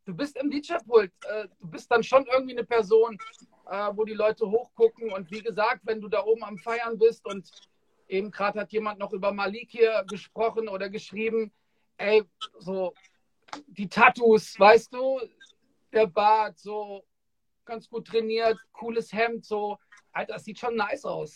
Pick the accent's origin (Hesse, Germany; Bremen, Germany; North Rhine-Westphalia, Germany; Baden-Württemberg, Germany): Hesse, Germany; Frankfurt